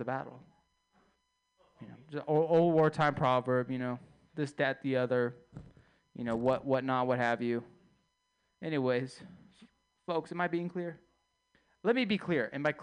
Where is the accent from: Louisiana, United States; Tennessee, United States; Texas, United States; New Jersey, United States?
Texas, United States; I'm from Texas